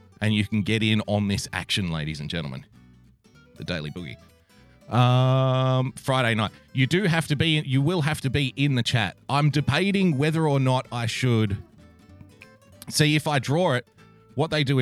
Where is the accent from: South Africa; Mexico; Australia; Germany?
Australia; I am an Australian from the great land down under